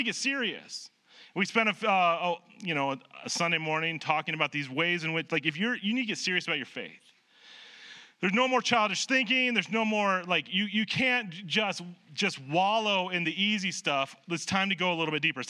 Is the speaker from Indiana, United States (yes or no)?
no; Nebraska, United States; moved away; I grew up in Nebraska.